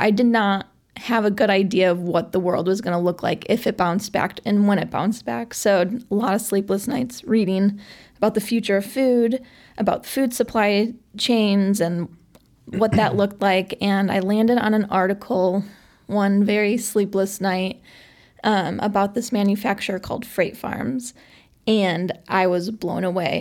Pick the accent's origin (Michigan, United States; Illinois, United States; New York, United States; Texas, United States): Illinois, United States; Chicago; I grew up in Sauganash, which is, you know, just a little bit outside of the city